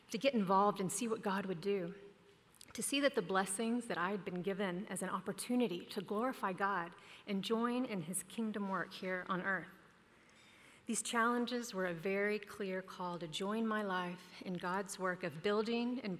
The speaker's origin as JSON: {"language": "English", "town": "Dallas", "region": "Texas", "country": "United States", "tie": "born or raised there", "also_born_or_lived": "New York City", "moved": "as an adult", "said": "Growing up in Dallas"}